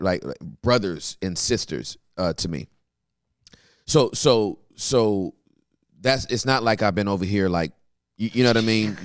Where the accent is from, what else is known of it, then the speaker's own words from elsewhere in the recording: Inglewood, California, United States; I'm born and raised in Inglewood